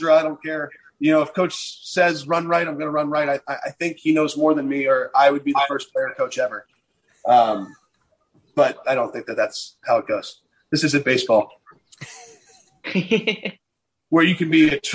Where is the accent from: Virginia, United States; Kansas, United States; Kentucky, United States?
Virginia, United States; moved away; I grew up in Virginia